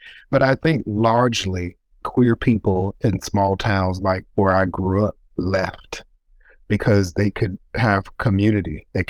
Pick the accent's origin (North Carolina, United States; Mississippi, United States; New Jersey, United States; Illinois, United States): North Carolina, United States; Elizabeth City; moved away; I grew up in Elizabeth City, North Carolina, which is next door to South Mills, North Carolina.